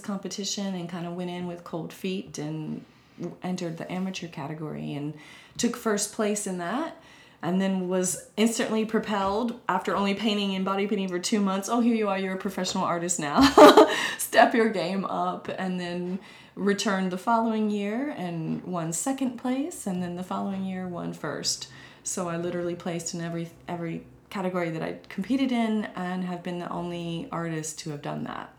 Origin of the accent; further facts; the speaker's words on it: Winston-Salem, North Carolina, United States; my hometown of Winston-Salem and Greensboro, the Piedmont Triad